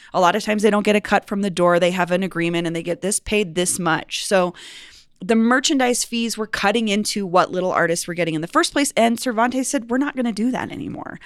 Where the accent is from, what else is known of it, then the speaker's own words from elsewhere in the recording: Cherry Creek, Colorado, United States; I grew up on the Cherry Creek